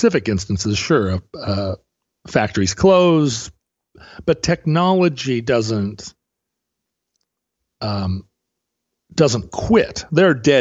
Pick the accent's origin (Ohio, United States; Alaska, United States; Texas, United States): Alaska, United States; now in Pacific Northwest, United States; growing up in Alaska